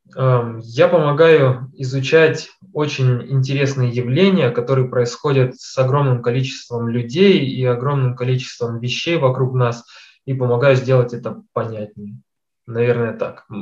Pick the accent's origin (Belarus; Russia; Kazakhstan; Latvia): Kazakhstan; я родился в Казахстане, учился в математической школе